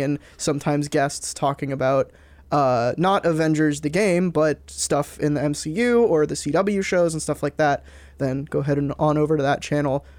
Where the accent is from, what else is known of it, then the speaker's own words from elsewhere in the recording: Texas, United States; I'm from Uh, Texas